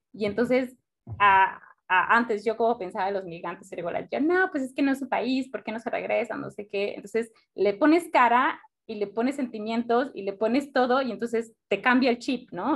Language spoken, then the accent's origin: Spanish; Mexico; nosotros como mexicanos